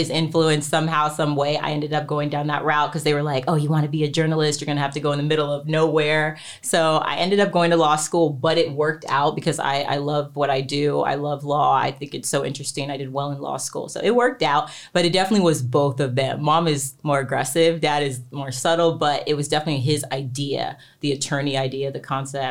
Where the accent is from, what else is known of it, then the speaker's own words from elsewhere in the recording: Texas, United States; now in Los Angeles, United States; So I grew up actually in Texas, but I've been in LA since